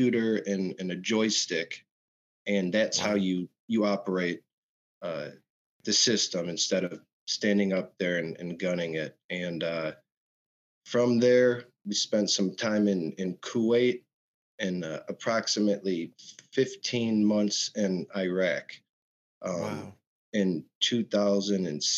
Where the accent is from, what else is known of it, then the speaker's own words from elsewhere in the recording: Michigan, United States; I was born and raised in Michigan